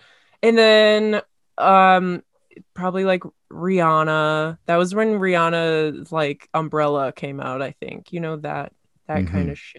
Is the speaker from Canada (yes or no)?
yes; Kamloops, British Columbia, Canada; Local theater. I grew up in Kamloops, and like so sometimes it's just not good.